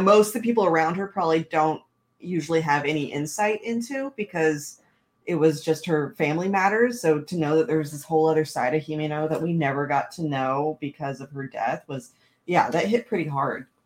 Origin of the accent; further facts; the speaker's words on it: Washington, United States; I'm from Washington